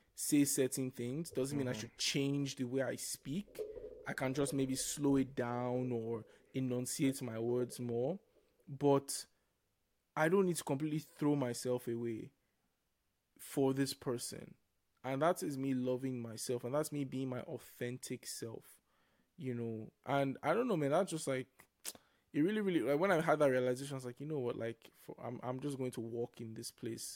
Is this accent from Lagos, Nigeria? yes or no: yes; Lagos, Nigeria; accent: Nigerian; now in Calgary, Canada; I'm from Lagos, Nigeria